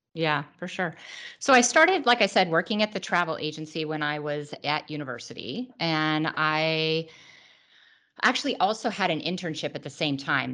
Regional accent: Truckee, California, United States; also born or lived in Los Angeles, California / Idaho; now in Orange County, United States; I was born in Los Angeles, uh, but I only lived here for a few years, and my family moved to Idaho. Um, but then when we were, I was about nine, we moved up to Northern California to a tiny little town called Truckee.

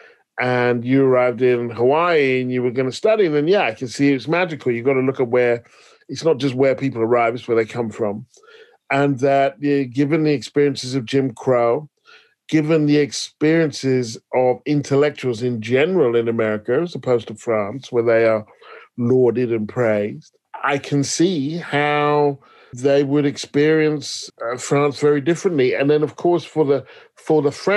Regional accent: United Kingdom; I'm British

